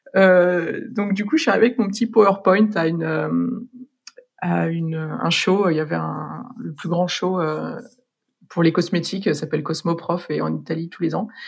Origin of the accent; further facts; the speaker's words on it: France; moved away as an adult; also born or lived in Dublin, Ireland; now in London, United Kingdom; en tant que Français